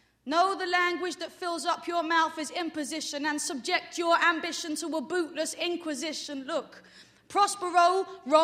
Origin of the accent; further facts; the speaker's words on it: London, United Kingdom; I'm from London. I'm a long way from home.